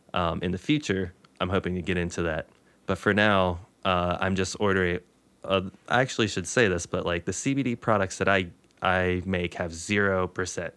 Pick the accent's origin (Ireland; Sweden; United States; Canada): United States; Moorefield, West Virginia; my hometown, I'm from the eastern part of the state, a place called Moorfield.